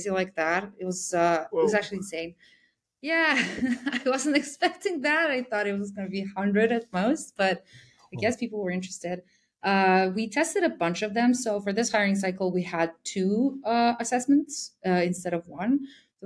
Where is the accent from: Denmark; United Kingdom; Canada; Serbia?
Serbia; I'm actually from Serbia